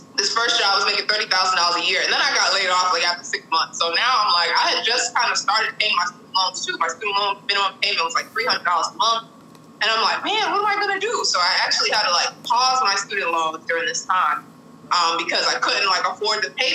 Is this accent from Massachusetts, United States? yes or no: yes; Boston, Massachusetts, United States; So I grew up in Boston, Massachusetts, so born and raised